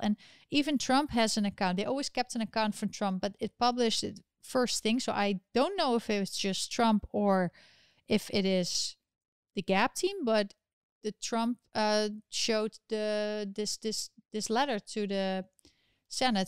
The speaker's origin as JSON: {"language": "English", "country": "Netherlands", "moved": "yes", "lives_now": "New York, United States", "said": "my home country of the Netherlands"}